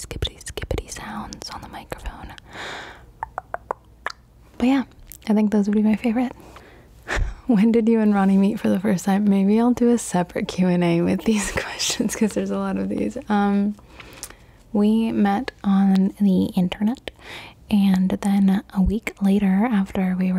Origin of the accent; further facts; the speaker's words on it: Cali, Valle del Cauca, Colombia; also born or lived in East Coast, United States; now in United States; I'm originally from Cali, Colombia. And then we went and we flew to the United States. And now I live on the East Coast of the United States of America.